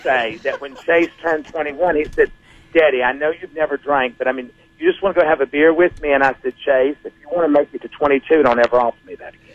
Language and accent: English; South Carolina, United States; I grew up in South Carolina.